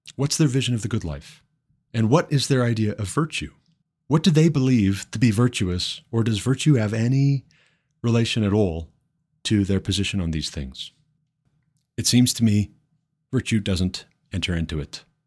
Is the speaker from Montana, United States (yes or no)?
yes; Montana, United States; now in Colorado, United States; my home state, Montana